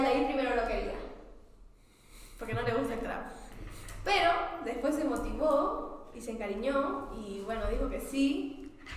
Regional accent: Santa Cruz de la Sierra, Santa Cruz, Bolivia; moved away; also born or lived in Buenos Aires; donde me crié y el círculo con el que fui criada en Santa Cruz

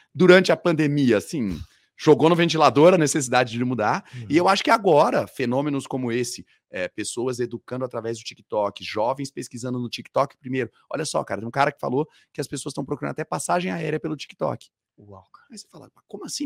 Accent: Campo Grande, Mato Grosso do Sul, Brazil; eu sou nascido em Campo Grande, capital do Mato Grosso do Sul, lá no Centro-Oeste, lá no Pantanal

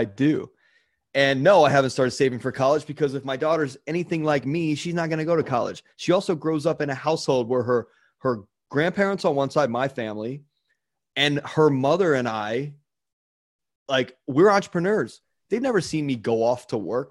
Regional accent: Baltimore, Maryland, United States; the town I grew up in in Baltimore

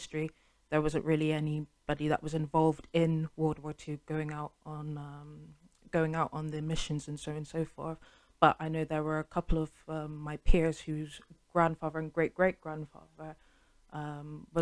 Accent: United Kingdom; I was born here, I've paid my taxes, I've been brought up in the education system, I've been brought up in British culture.

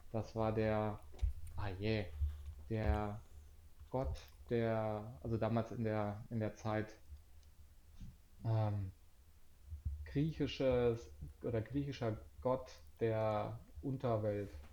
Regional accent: Hanover, Lower Saxony, Germany; Ja, ich komme aus Hannover.

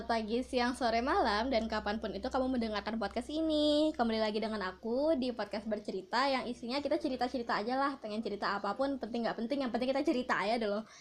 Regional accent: Padang, West Sumatra, Indonesia; Nah, uniknya itu adalah aku kan dari Padang nih ketika aku di Padang bioskop yang kayak XX1 uh, CGV itu nggak ada di Padang

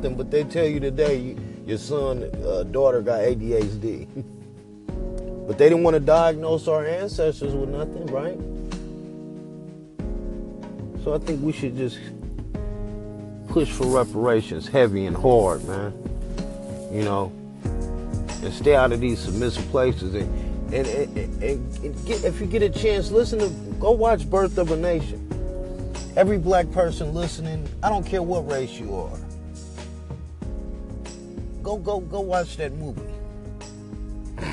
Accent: Oakland, California, United States; I'm from the Bay Area, Oakland, California

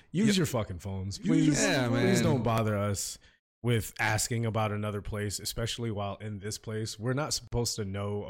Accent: the South, United States; I grew up in the South.

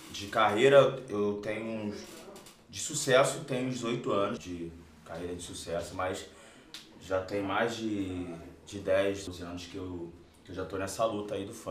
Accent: São João de Meriti, Rio de Janeiro, Brazil; E eu sou lá de São João de Meriti, Rio

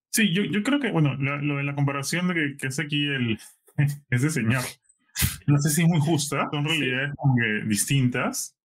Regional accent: Peru; moved away; decía que era de Perú

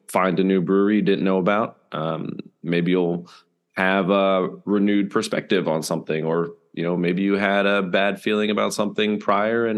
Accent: Bethlehem, Pennsylvania, United States; I grew up in the Lehigh Valley in Bethlehem

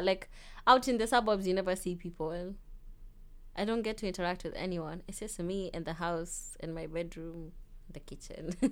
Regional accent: Kenya; moved away as an adult; now in Melbourne, Australia; Being Kenyan

